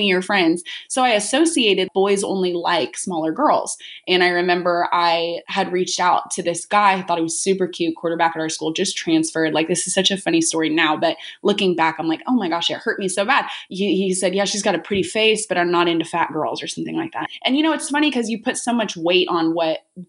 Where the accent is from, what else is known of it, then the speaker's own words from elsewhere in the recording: Orange County, California, United States; I grew up in Orange County, California